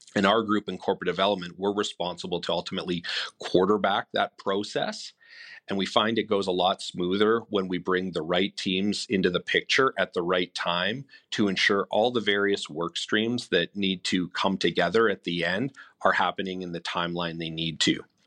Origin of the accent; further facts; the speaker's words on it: Winnipeg, Manitoba, Canada; I'm born and raised in Winnipeg